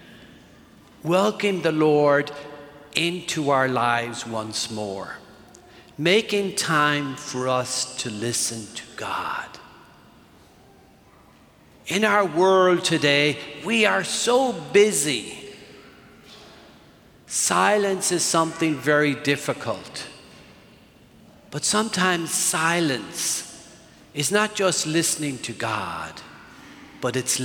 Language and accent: English; Ireland; moved away; I grew up in Ireland